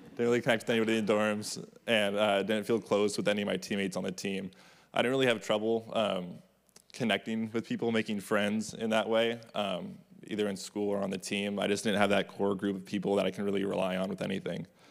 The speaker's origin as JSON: {"language": "English", "area": "Orange County", "region": "California", "country": "United States", "tie": "born or raised there", "said": "Growing up in Orange County"}